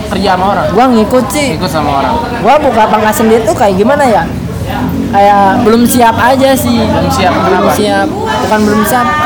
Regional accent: Garut, West Java, Indonesia; now in Karawang, Indonesia; emang dari kampung sih dari karena di kampung gua tuh mayoritas ya emang tukang cukur semua

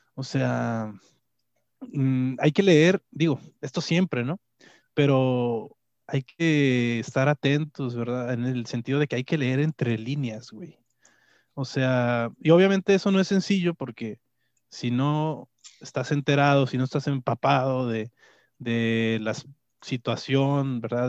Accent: Mexico; como mexicanos o como, como, pueblo mexicano

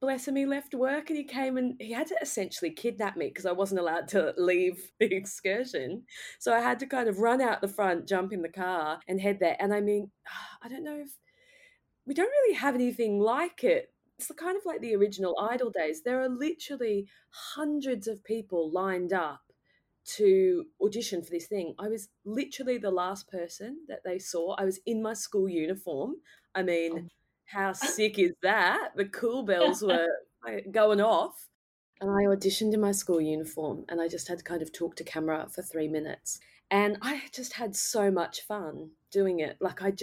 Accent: Ipswich, Queensland, Australia; I'm from Ipswich, Queensland

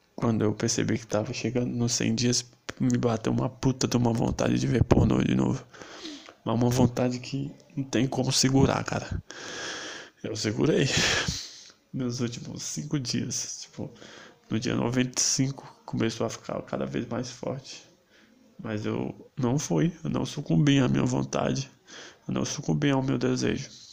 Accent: Brazil; eu sou brasileiro e eu gosto disso

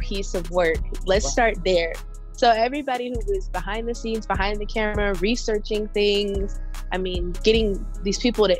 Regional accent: North Carolina, United States; I'm from North Carolina

